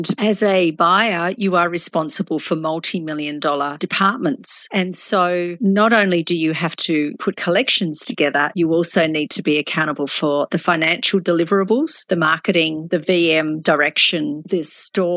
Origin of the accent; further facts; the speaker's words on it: Tasmania, Australia; moved away as an adult; also born or lived in Melbourne; I grew up in Tasmania